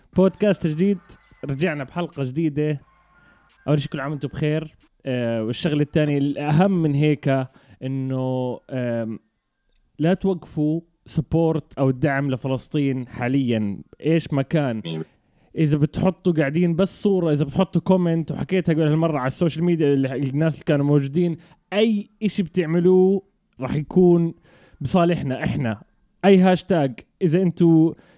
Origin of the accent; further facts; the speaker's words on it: Jordan; المنطقه انا حتى اللي تربيت فيها مع اني انا اردني اردني فلسطيني